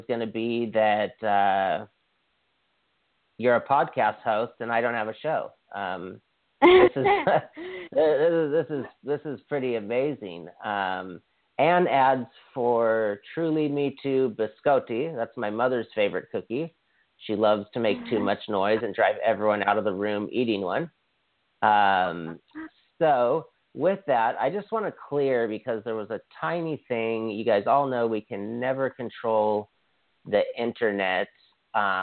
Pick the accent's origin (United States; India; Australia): United States; Hawaii; I'm from Hawaii, and Dwayne Johnson is from the island I went to high school on